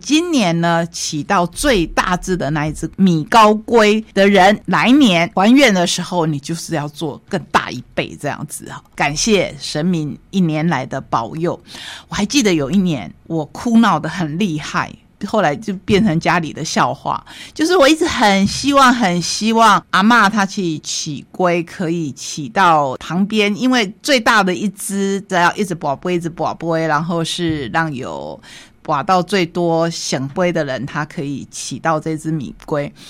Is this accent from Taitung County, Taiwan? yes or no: yes; Taitung, Taitung County, Taiwan; also born or lived in Tainan (ancestry); 我是台湾人， 我是台东人。 同时我也是台南人， 因为我的先祖是从台南学家移民过来的